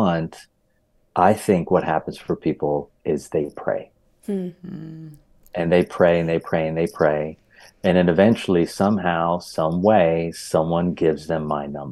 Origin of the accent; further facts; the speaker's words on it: Hershey, Pennsylvania, United States; also born or lived in Philadelphia, Pennsylvania; I am from Pennsylvania, born in Philadelphia, raised in Hershey